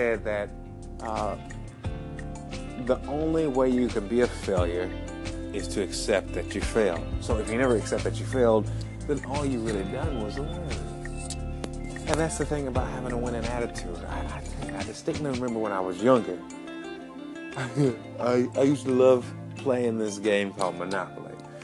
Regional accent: Alabama, United States; moved away as an adult; also born or lived in Atlanta, Georgia; now in San Diego, United States; I'm from Alabama

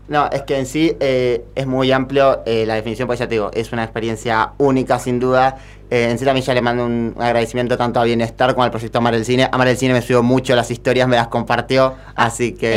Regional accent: Avellaneda, Buenos Aires Province, Argentina; Yo soy de Avellaneda, Córdoba ahora

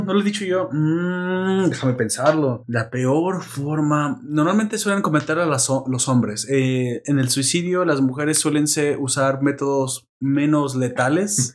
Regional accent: Mexico

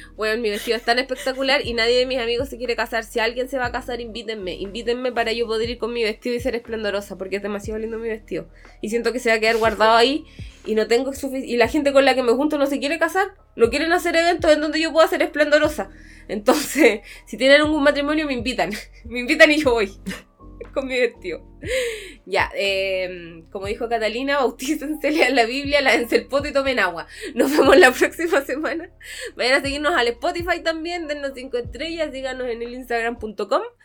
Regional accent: Temuco, Araucanía, Chile; moved away; ahí en mi pueblo, la misa del alba era a las 6 de la mañana en el cerro, en el cerro Ñelol

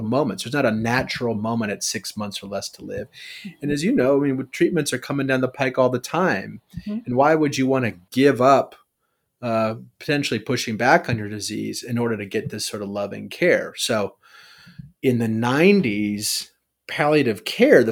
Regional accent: Chicago, Illinois, United States; I'm from Chicago.

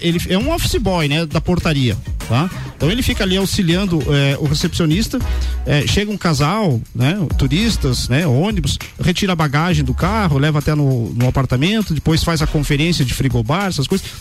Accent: Lages, Santa Catarina, Brazil; also born or lived in Campos Novos, Santa Catarina; Sou natural de Campos Novos, mas meus pais vieram para Lages é, em 1977

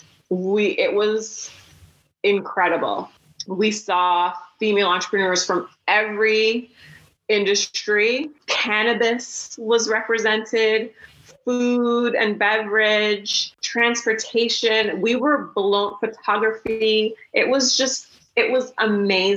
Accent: Toronto, Ontario, Canada; we're from Toronto

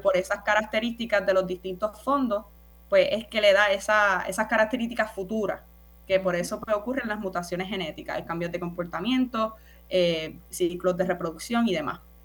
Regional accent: Naranjito, Puerto Rico; soy del pueblo de Naranjito. Yo oh. soy de las montañas, del campo

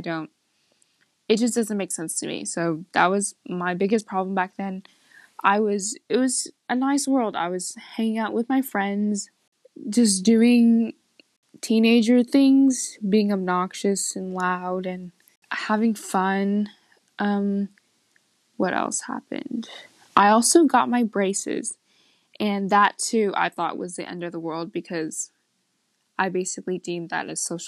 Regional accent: Kansas, United States; I was born in Kansas

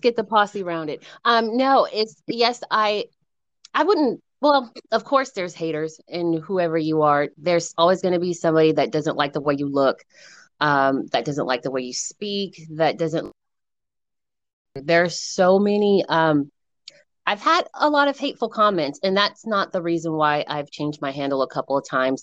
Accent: Colorado Springs, Colorado, United States; moved away as an adult; now in San Luis Obispo, United States; I'm originally born and raised Colorado Springs, Colorado, um, and I moved out to California to for college.

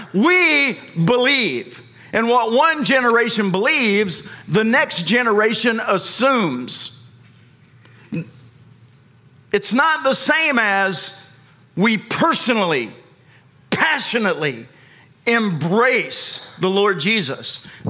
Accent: United States; foremost followers of Jesus Christ, kingdom citizens. But we are also citizens of America.

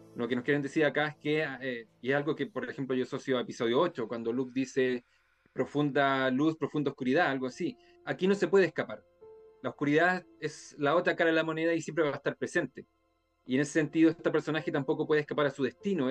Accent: Chile

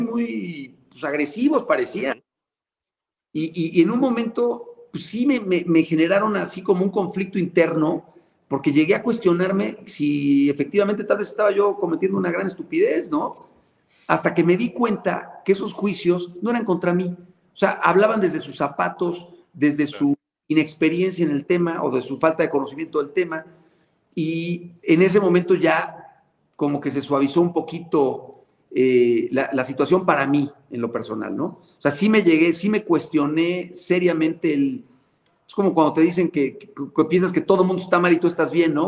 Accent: Puebla, Mexico; poblano también

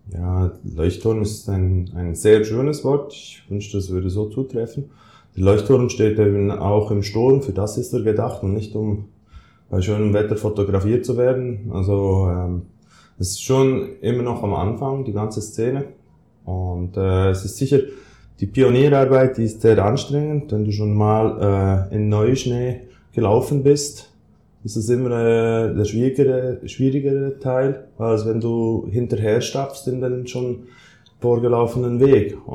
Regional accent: Thun, Bern, Switzerland; komme aus Thun, aus der Schweiz. Thun ist ein kleines Städtchen gelegen mitten in den Alpen.

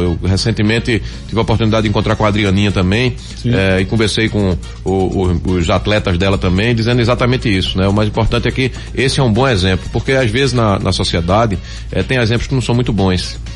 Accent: Recife, Pernambuco, Brazil; Eu nasci no Recife, eu moro no Recife

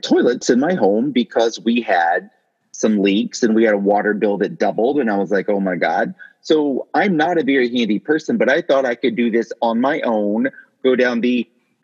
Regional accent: Greenville, South Carolina, United States; I grew up in Greenville, South Carolina

